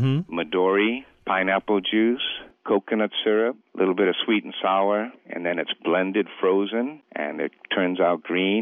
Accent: Hingham, Massachusetts, United States; now in Guam; I'm from Hingham, Massachusetts, and here I'm still on the southeast coast because it caused me not to lose my accent.

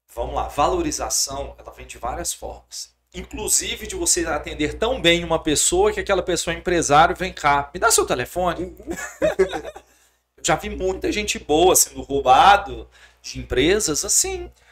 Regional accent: Governador Valadares, Minas Gerais, Brazil; moved away as an adult; Eu sou de Valadares

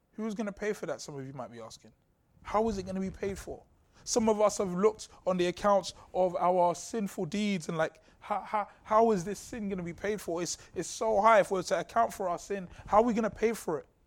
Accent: London, United Kingdom; Growing up in Southeast London

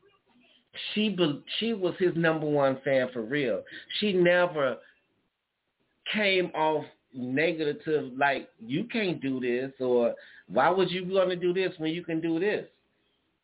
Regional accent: Chicago, Illinois, United States; I'm from Chicago

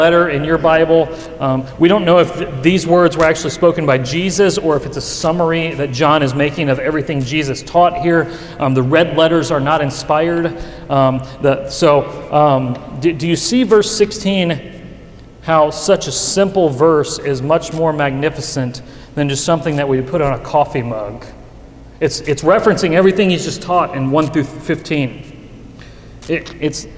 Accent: Western Kentucky, United States; now in Louisville, United States; My hometown in Western Kentucky

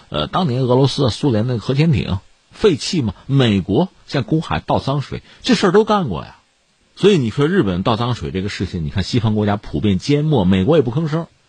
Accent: China; 我们是中国人

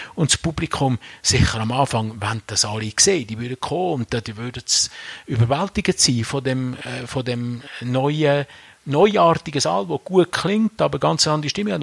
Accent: Aargau, Switzerland; now in Rüschlikon, Switzerland; Also ich bin ja im, im Aargau aufgewachsen

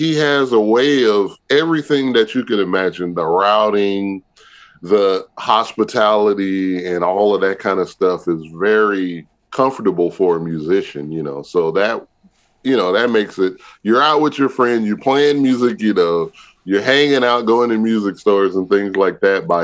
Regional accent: California, United States; because I grew up in California, but my family, everybody's from Pine Bluff, Arkansas.

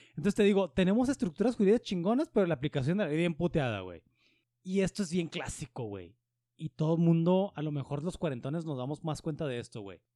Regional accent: Mexico; soy mexicano

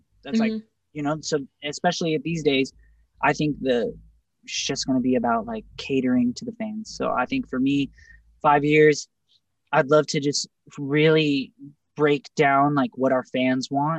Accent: West Coast, United States; we're from the West Coast.

